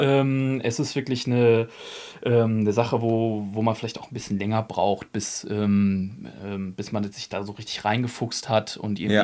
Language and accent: German; Bielefeld, North Rhine-Westphalia, Germany; Ich bin, ähm, in der Punk- und Hardcore-Szene aufgewachsen hier in Bielefeld